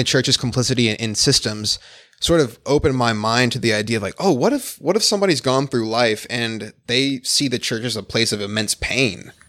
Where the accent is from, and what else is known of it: Phoenix, Arizona, United States; born or raised there; also born or lived in Detroit, Michigan